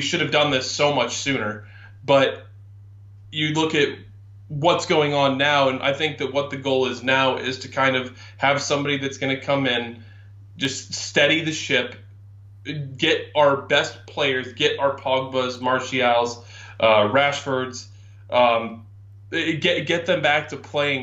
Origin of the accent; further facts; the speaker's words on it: United States; I'm being American.